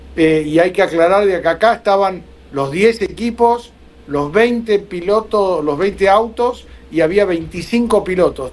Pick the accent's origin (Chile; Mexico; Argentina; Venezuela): Argentina; lo digo como argentino